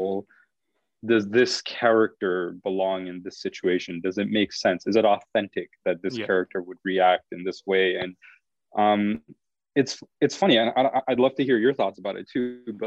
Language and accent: English; Montreal, Quebec, Canada; I grew up in Montreal, which in of itself, if you're an Anglo in a Franco area